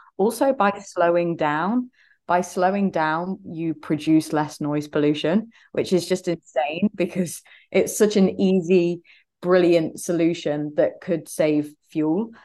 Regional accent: Leicester, East Midlands, United Kingdom; I'm from Leicester in the U K here

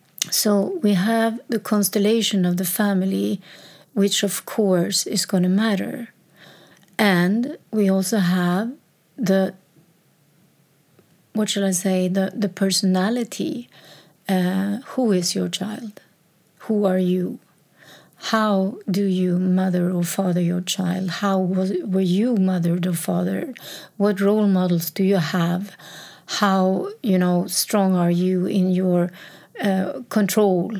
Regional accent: Sweden; So she moved to a town, my birth town, my hometown, like 70 kilometers from Stockholm.

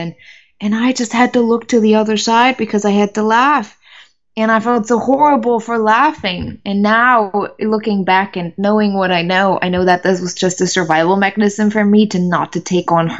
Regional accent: Germany; English is a second language; moved away as an adult; also born or lived in United States; I'm originally from Germany, so English wasn't my favorite language at all.

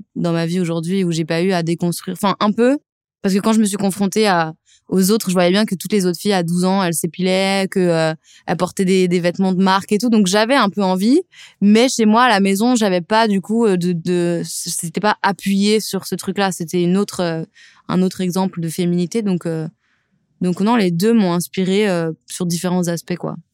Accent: Lyon, Auvergne-Rhône-Alpes, France; J'ai grandi en banlieue lyonnaise

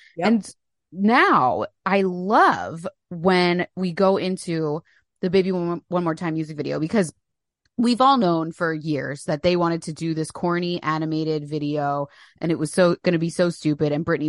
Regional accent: New Jersey, United States; Yeah, we're both from New Jersey.

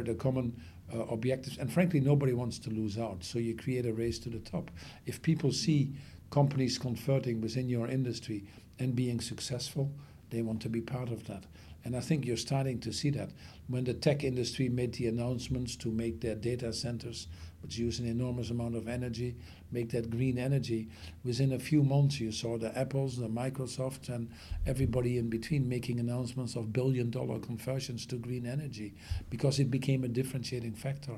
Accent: Netherlands; I come from the Netherlands

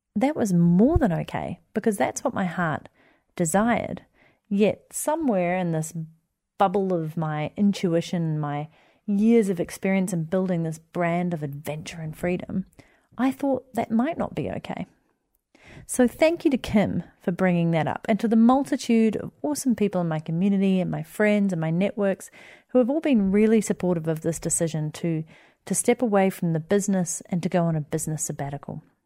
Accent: Wellington, New Zealand; moved away as an adult; my hometown of Wellington where I grew up

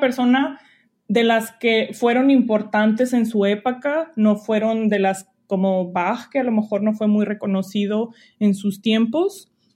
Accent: Monterrey, Nuevo León, Mexico; moved away as an adult; also born or lived in Allende, Nuevo León / Lyon, France / Geneva, Switzerland; now in Walla Walla, United States; soy de Monterrey, eh, pero pues tengo un link muy fuerte con Allende, Montemorelos, eh, que es donde empecé a estudiar música

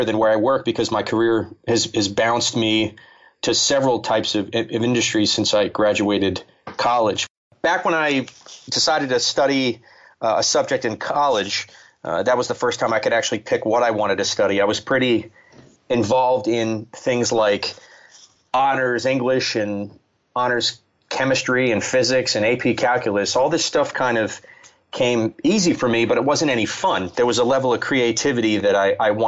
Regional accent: New Jersey, United States; now in South Jersey, United States; I grew up in the central Jersey

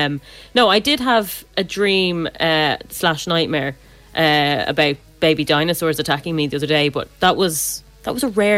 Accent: Ireland; being Irish

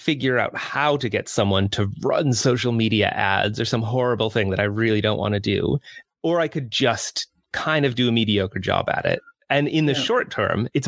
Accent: United States; moved away as an adult; now in United Kingdom; I grew up in the States, as you can hear from my accent

